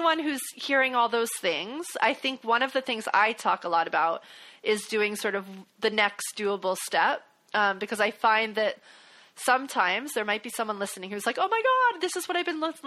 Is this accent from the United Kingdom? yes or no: no; the South, United States; I grew up in the South.